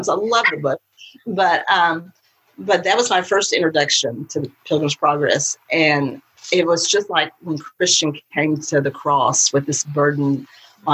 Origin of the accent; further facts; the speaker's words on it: Bryan, Texas, United States; I was born in Bryan, Texas, lived my life there until I married my husband